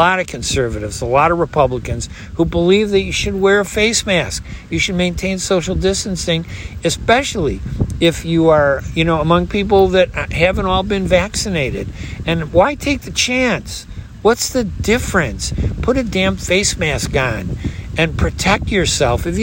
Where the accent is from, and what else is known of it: United States